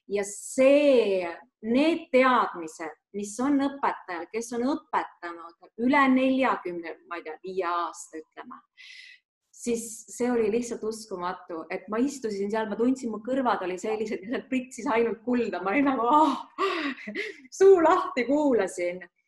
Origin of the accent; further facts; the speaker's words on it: Lääne-Viru County, Estonia; ma olen pärit eh, Lääne-Virumaalt